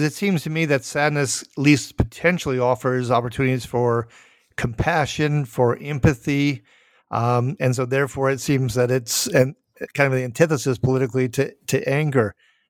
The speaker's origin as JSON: {"language": "English", "region": "Minnesota", "country": "United States", "said": "I am from Minnesota"}